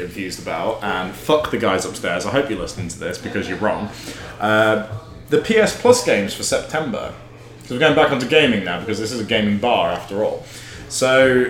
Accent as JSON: {"language": "English", "town": "Grantham", "region": "East Midlands", "country": "United Kingdom", "moved": "yes", "said": "I'm from Grantham."}